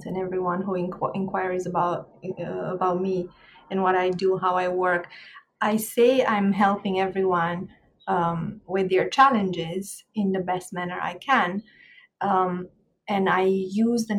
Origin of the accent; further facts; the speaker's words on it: Romania; moved away as an adult; also born or lived in Ireland; now in Jamaica; I was born in Romania and I grew up in Romania, in Eastern Europe. I left my country in my 30s and I moved to Ireland for a little bit before Jamaica